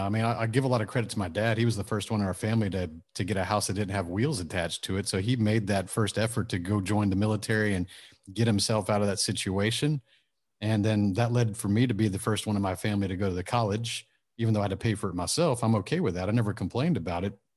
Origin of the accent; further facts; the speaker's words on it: suburb of Houston, Texas, United States; also born or lived in Japan; I grew up lower middle class, suburb of Houston, small town, about fifteen thousand population